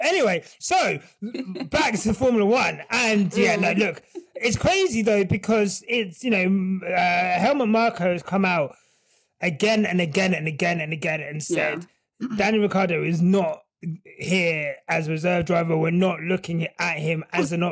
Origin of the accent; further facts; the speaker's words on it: United Kingdom; I am British